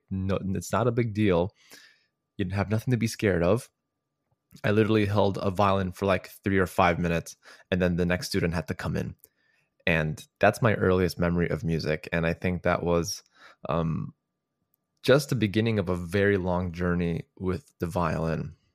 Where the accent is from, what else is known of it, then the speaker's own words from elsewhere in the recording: Chicago, Illinois, United States; I am originally from Chicago, Illinois.